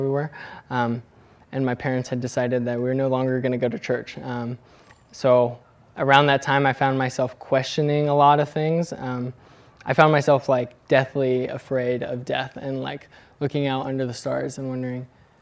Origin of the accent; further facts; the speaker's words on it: California, United States; also born or lived in Bend, Oregon / Dubuque, Iowa; we moved from Oregon into California, when I was around 3, we began attending a United Methodist church, and we stayed there till I was about 12